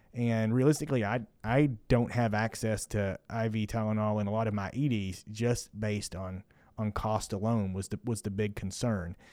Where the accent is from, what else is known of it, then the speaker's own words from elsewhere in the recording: Kentucky, United States; also born or lived in Indiana; now in Houston, United States; I'm from Kentucky